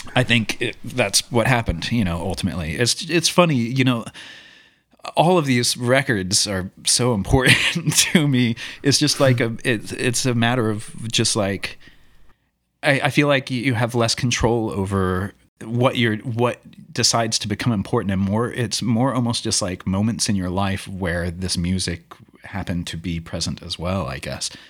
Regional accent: Louisville, Kentucky, United States; moved away as an adult; also born or lived in Portland; growing up in Louisville and doing sort of teen angst type of music

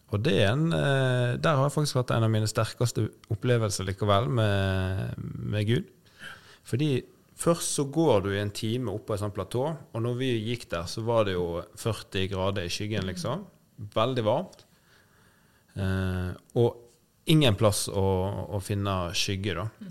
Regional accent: Nordhordland, Vestland, Norway; Nordhordland, der jeg er fra

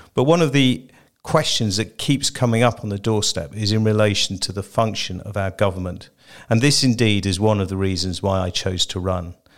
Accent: Jersey; born in Jersey and I have lived here for most of my life

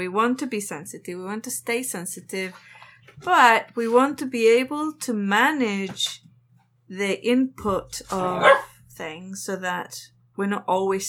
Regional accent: England, United Kingdom; moved away; I grew up in England.

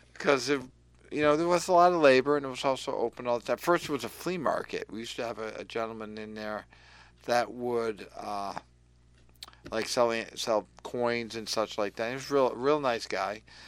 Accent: Willimantic, Connecticut, United States; also born or lived in Lebanon, Connecticut; had a great life growing up in Willimantic

